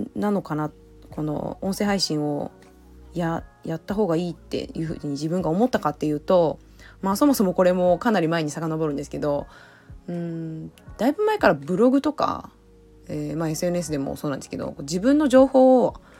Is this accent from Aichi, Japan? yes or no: yes; Aichi, Japan; moved away as an adult; now in Okinawa, Japan; もともと愛知県出身なんですが沖縄の離島に住んでいます